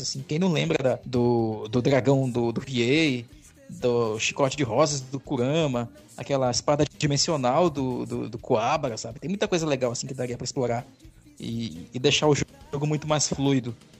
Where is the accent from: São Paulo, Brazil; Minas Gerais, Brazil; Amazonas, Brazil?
Amazonas, Brazil; Tefé; na minha cidade de Tefé